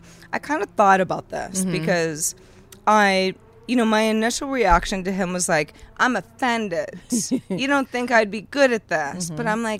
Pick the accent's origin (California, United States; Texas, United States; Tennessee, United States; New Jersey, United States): California, United States; I'm from California